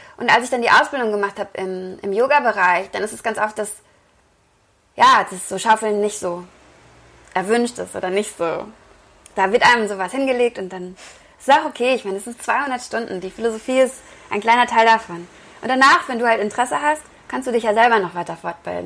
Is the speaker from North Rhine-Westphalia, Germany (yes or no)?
yes; Wesel, North Rhine-Westphalia, Germany; also born or lived in Cologne; ich komme aus Wesel